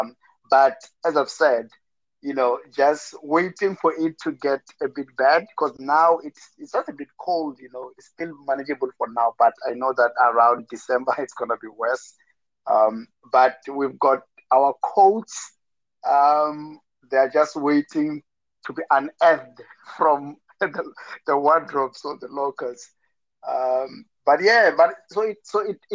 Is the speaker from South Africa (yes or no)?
yes; Limpopo, South Africa; moved away; back at home in South Africa, in Limpopo, it can be quite very hot